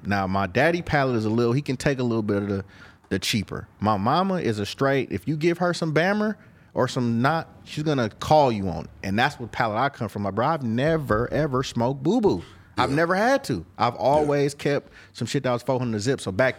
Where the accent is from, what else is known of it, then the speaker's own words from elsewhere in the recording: Oakland, California, United States; I'm from East Oakland. We purple.